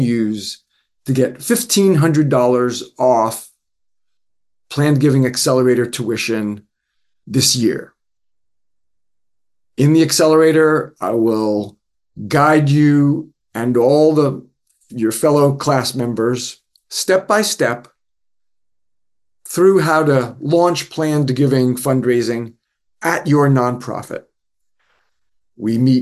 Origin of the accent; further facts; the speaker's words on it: northern New Jersey, United States; now in North Carolina, United States; I'm from New Jersey, up near New York City, northern New Jersey